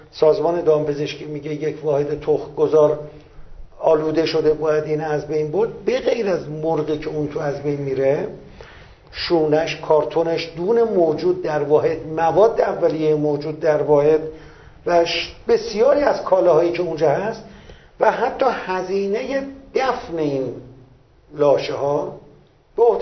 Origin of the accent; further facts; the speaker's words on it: Iran; من سهم خودم به عنوان یک ایرانی